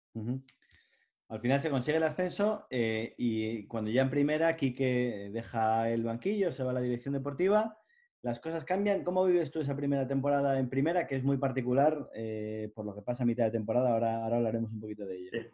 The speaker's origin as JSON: {"language": "Spanish", "region": "Cantabria", "country": "Spain", "said": "los cántabros respecto a los madrileños, pues somos de otra manera"}